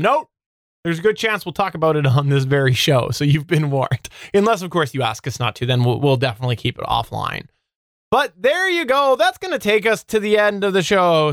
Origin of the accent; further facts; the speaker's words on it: Canada; I'm Canadian